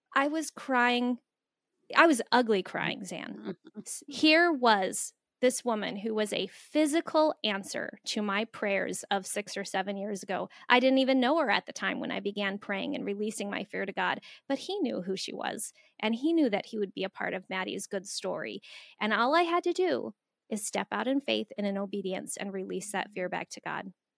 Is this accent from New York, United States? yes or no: no; Phoenix, Arizona, United States; moved away as an adult; also born or lived in Florida / Central Minnesota; I grew up in the inner city of Phoenix